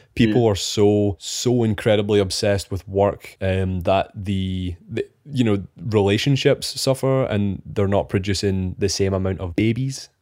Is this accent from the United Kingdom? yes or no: yes; Scotland, United Kingdom; We are two Scottish engineers that graduated during COVID